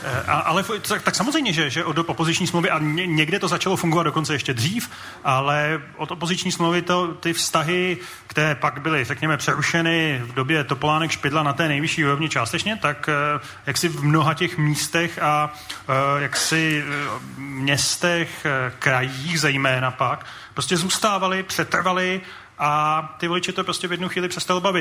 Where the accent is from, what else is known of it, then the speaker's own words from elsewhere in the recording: Prague, Czechia; já jsem z Prahy